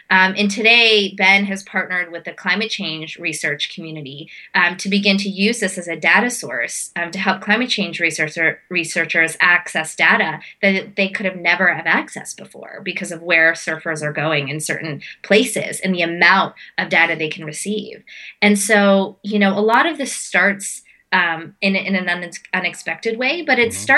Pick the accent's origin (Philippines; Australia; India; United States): India; I'm as an Indian as I'm a Bollywood dancer and I do a lot of Indian dancing.